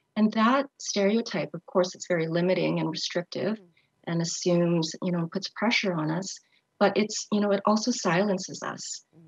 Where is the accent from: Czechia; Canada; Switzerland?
Canada; Montreal, Quebec; growing up in Montreal as the only Asian family